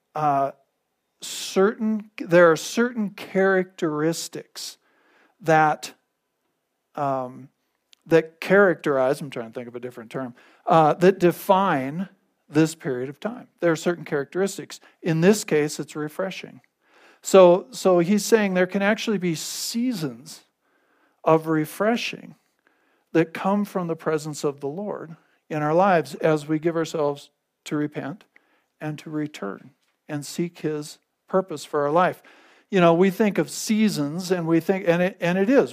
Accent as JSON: {"language": "English", "region": "North Dakota", "country": "United States", "tie": "born or raised there", "moved": "yes", "lives_now": "Gunnison, United States", "said": "I grew up in North Dakota"}